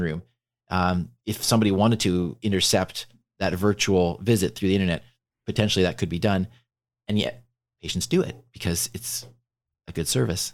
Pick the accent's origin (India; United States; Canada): Canada; I'm Canadian